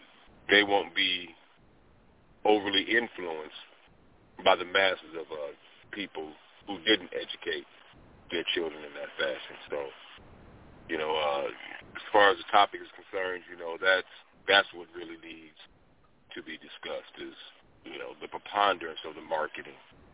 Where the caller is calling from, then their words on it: Nebraska, United States; I'm calling from Nebraska.